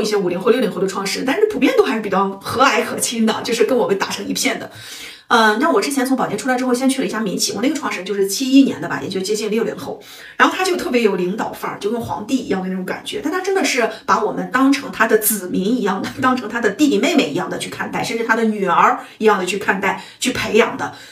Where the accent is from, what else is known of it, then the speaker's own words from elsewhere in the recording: northern China, China; 我们北方人啊，我们西北人、东北人